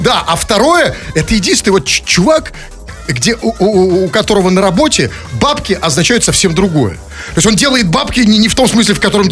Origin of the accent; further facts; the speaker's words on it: Saint Petersburg, Russia; для нас, петербуржцев